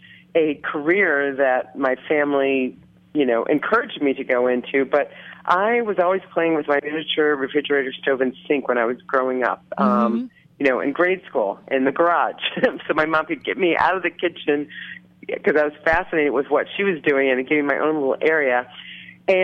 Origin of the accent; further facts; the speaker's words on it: Rochester, New York, United States; now in Oakland, United States; I grew up in Rochester, New York